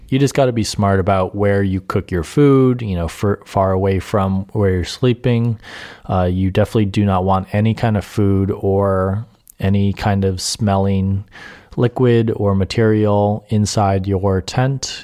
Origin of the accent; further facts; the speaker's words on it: Adirondacks, New York, United States; I grew up in the Adirondacks